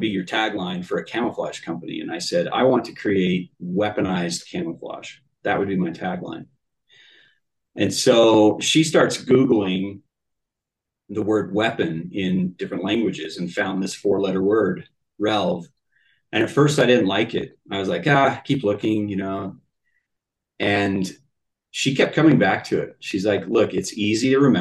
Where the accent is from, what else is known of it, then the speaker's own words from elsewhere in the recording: Utah, United States; born and raised in the Mountain West. I'm a Utah boy